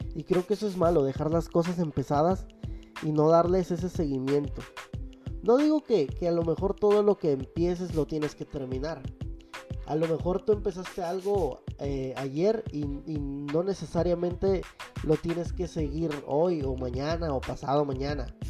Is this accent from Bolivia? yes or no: no; Mexico; hablo como mexicanos